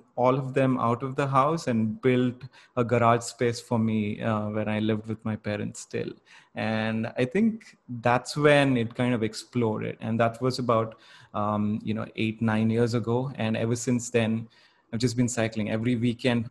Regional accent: Bangalore, Karnataka, India; growing up in Bangalore

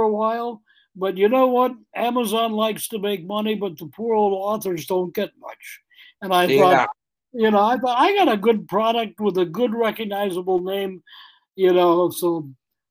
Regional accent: the North Country, United States; moved away as an adult; also born or lived in Green Bay; now in Louisiana, United States; I was raised in the North Country, ended up in TV down here in Shreveport

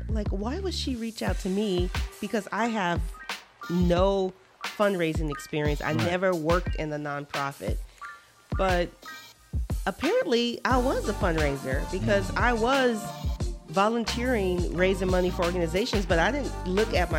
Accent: Los Angeles, California, United States; also born or lived in Naples, Florida; now in Fort Myers, United States; I'm originally from Los Angeles

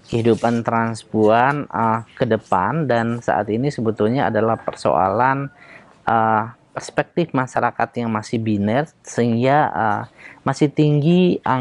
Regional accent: Bone, South Sulawesi, Indonesia; Di kampung saya di uh, Bugis Bone itu masyarakat uh, yang seperti saya ini banyak para pejuang

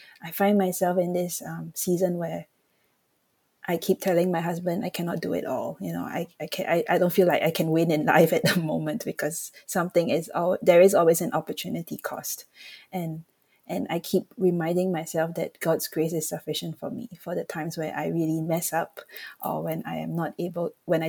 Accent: Singapore; I come from Singapore, where today I think about 15% of the population is Christian. So that meant that when we were growing up, we did not go to church.

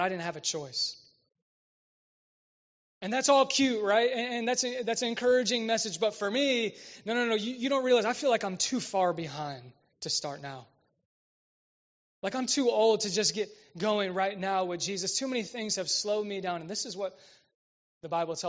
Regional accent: Westfield, Indiana, United States; I'm from Westfield

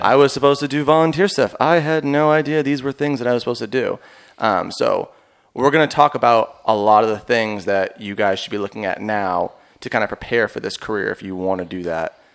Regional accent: Boston, Massachusetts, United States; I'm from Boston

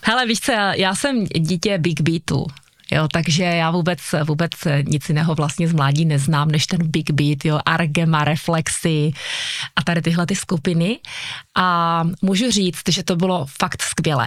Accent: Bystřice pod Lopeníkem, Zlín Region, Czechia; also born or lived in Uherské Hradiště; já jsem se narodila v Bystřici pod Lopeníkem, zde jsem žila vlastně celé mládí

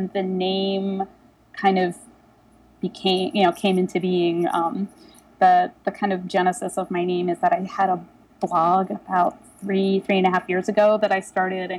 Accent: Delaware, United States; also born or lived in Philadelphia; now in New York, United States; I'm originally from Delaware

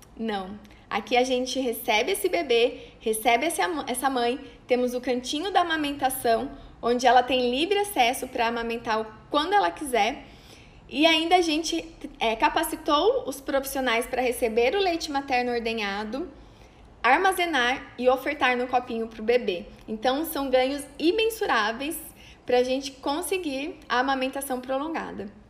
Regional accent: Cândido Mota, São Paulo, Brazil; now in Maringá, Brazil; lá da minha cidade onde eu nasci, de Cândido Mota

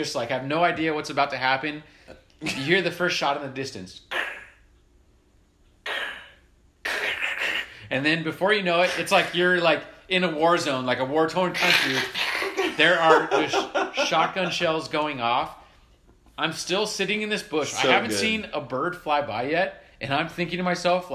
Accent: Southern California, United States; we grew up in Southern California

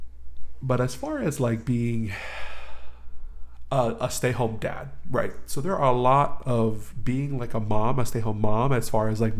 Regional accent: Ewa Beach, Hawaii, United States; I'm from Eva

